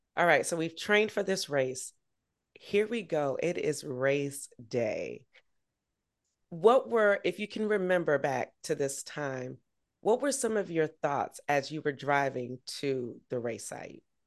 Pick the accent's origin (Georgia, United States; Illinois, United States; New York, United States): Georgia, United States; Augusta; Augusta, my hometown